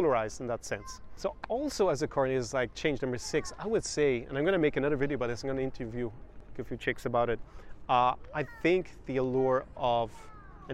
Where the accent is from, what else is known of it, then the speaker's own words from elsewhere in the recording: Ireland; now in Odessa, Ukraine; I grew up in Ireland